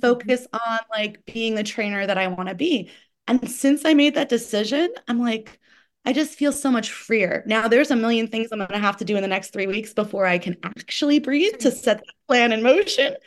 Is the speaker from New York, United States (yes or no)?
yes; New York, United States; as a New Yorker